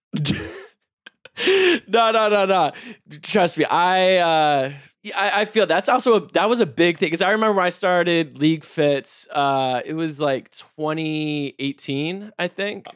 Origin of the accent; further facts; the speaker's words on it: Raleigh, North Carolina, United States; I'm a kid from North Carolina